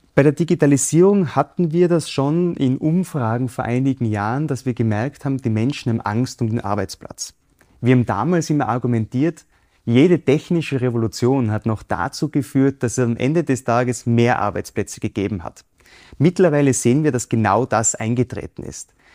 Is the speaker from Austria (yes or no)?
yes; Innsbruck, Tyrol, Austria; Ich bin in Innsbruck aufgewachsen.